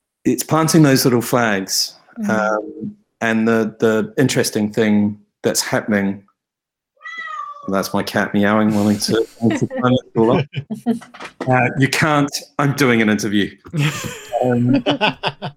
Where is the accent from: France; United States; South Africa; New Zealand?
New Zealand; now in United Kingdom; I grew up in New Zealand.